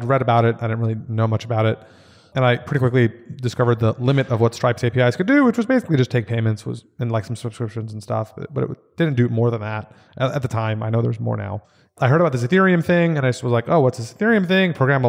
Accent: Austin, Texas, United States; also born or lived in New York; So I grew up in Austin.

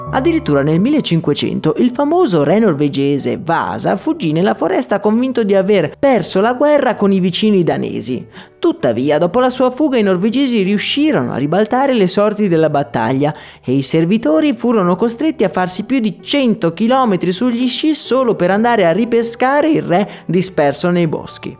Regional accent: Agordo, Veneto, Italy; Io sono nato ad Agordo, una piccola città ai piedi delle Dolomiti, e gran parte della mia gioventù l'ho passata tra le montagne.

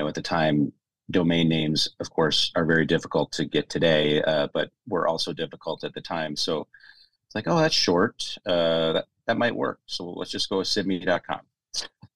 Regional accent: North Dakota, United States; moved away as an adult; also born or lived in St. Paul, Minnesota; now in Houston, United States; I grew up in North Dakota, so a small community.

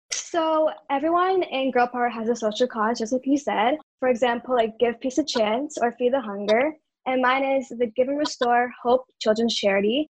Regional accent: Toronto, Ontario, Canada; I'm 12 years old and I'm from Etobicoke, Toronto.

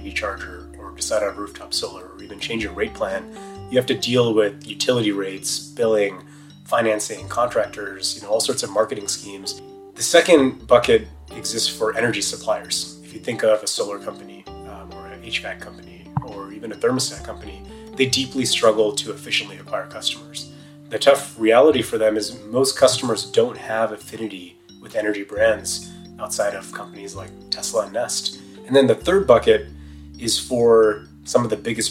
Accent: Bay Area, California, United States; growing up in the Bay Area

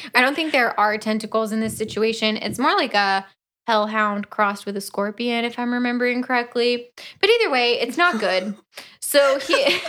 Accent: Orlando, Florida, United States; I grew up in Orlando

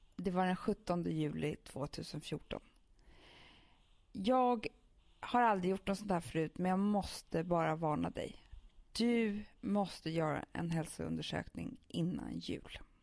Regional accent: Stockholm, Stockholm County, Sweden; vi som är stockholmare

